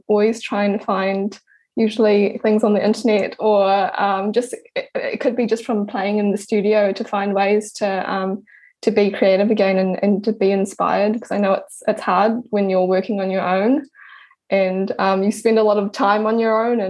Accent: Pukekohe, Auckland, New Zealand; I was born in Auckland and I was raised in Pukekohe, which is south of Auckland.

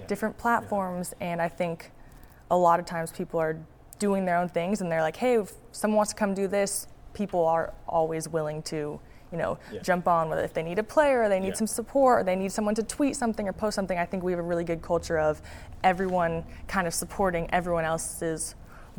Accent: Bellevue, Washington, United States; I'm from Seattle, I'm really from Bellevue

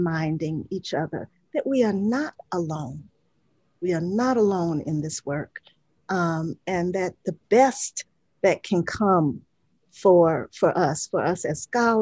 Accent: Atlanta, Georgia, United States; the segregated schools that I grew up in Atlanta in the 60s

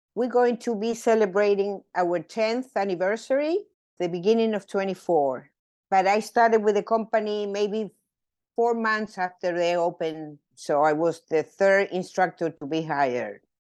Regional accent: Mendoza, Argentina; moved away as an adult; I was born in Mendoza, Argentina. Mendoza is the land of Malbec. Uh, so the eighty-five percent of the wine from Argentina comes from my hometown.

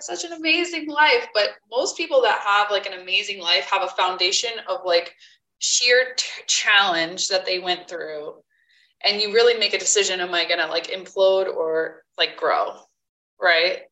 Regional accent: Poughkeepsie, New York, United States; I'm Poughkeepsie

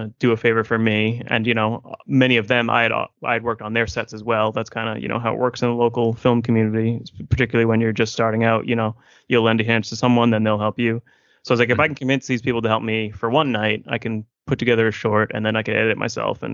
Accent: Massachusetts, United States; I'm from Massachusetts

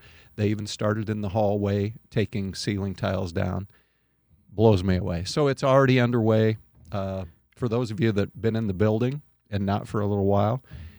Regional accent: Jewell, Iowa, United States; Well, I grew up in Central Iowa, Jewell, South Hamilton.

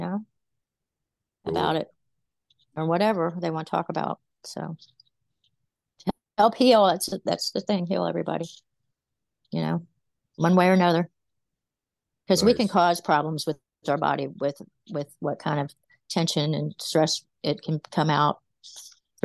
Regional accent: West Virginia, United States; now in Virginia, United States; I was from West Virginia, and then I came here to Virginia.

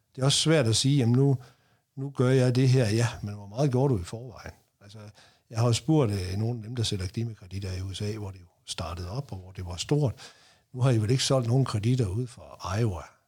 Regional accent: North Jutland, North Denmark Region, Denmark; Nu kommer jeg op fra Nordjylland

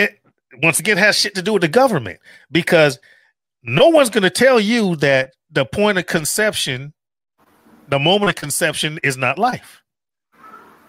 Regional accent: Chicago, Illinois, United States; I'm not African American. I'm from freaking the south side of Chicago

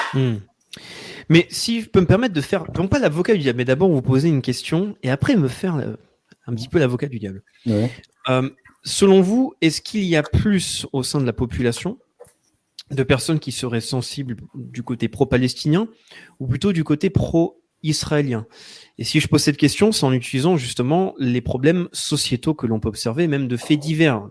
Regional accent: France; en tant que Français qui va penser en termes de politique française

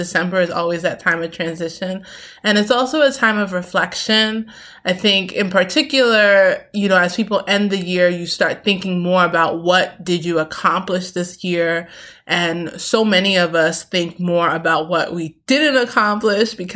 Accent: New York City, New York, United States; also born or lived in Queens; I grew up in Brooklyn, concrete

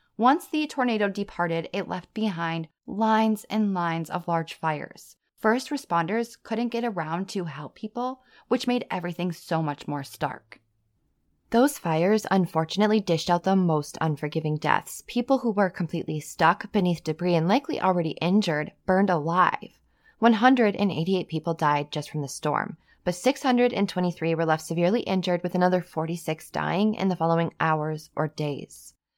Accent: Wisconsin, United States; I'm from Wisconsin, and I lived on a base

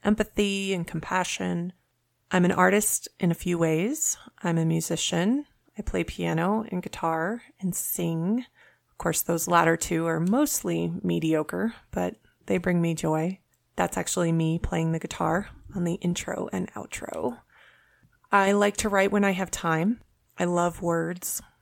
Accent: Colorado, United States; also born or lived in Orlando, Florida; I live in Colorado. I have lived here the majority of my life.

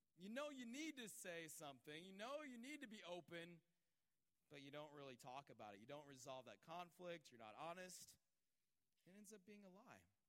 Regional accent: Georgia, United States; moved away; also born or lived in Los Angeles; I grew up around churches in Georgia.

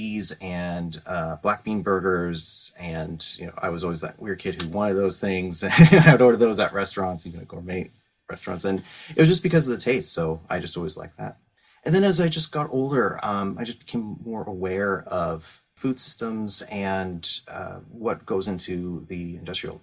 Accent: San Francisco Bay Area, California, United States; moved away; I grew up in the San Francisco Bay Area through the 90s

